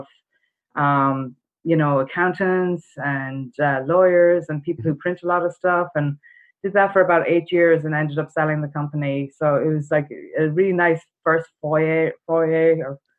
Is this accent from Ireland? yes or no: yes; Ireland; moved away as an adult; I've got a bit of an accent. I'm from Ireland originally. I came over here right after college